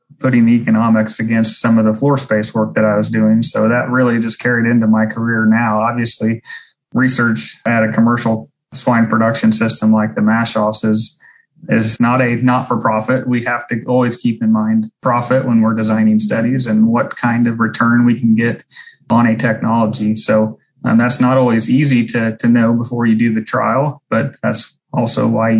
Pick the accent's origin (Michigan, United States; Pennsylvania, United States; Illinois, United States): Illinois, United States; Southeast; I grew up in Southeast Illinois on a swine and grain farm